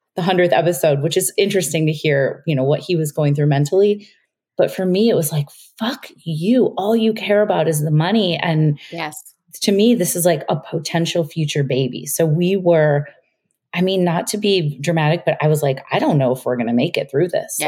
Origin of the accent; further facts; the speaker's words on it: Chicago, Illinois, United States; moved away as an adult; now in New York, United States; we moved from Chicago, where we'd been living most of our lives, to New York